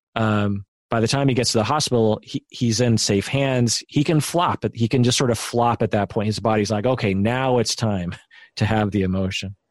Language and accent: English; Sammamish, Washington, United States; sort of a country road, which is where we grew up in Sammamish